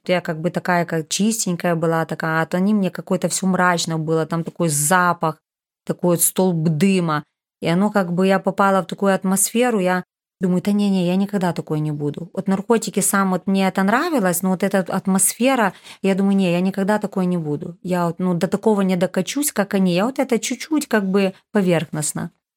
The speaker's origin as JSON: {"language": "Russian", "town": "Rivne", "region": "Rivne Oblast", "country": "Ukraine", "said": "я из Ровно"}